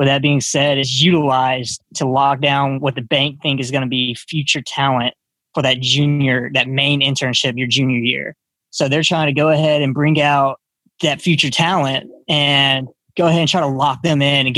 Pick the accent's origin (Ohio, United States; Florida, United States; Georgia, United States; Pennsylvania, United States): Florida, United States; Pensacola; I grew up in Pensacola, Florida.